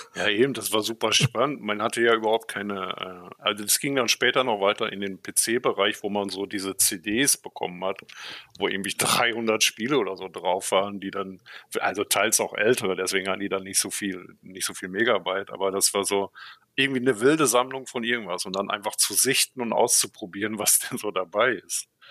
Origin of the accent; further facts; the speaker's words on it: Münsterland, North Rhine-Westphalia, Germany; moved away as an adult; also born or lived in Borken; now in Berlin, Germany; ich bin im Münsterland aufgewachsen